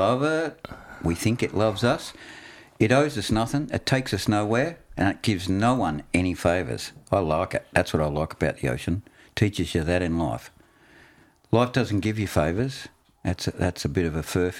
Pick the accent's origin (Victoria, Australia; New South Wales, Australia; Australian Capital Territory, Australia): Victoria, Australia; Yarraville; I grew up in Yarraville and there weren't any waves there.